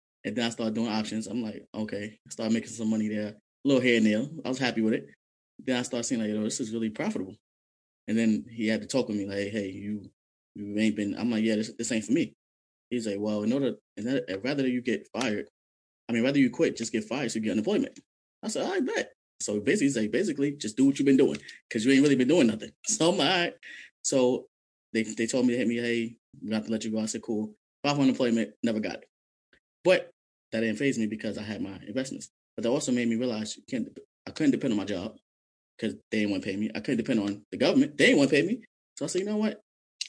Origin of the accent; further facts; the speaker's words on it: New York City, New York, United States; I'm originally from Brooklyn, New York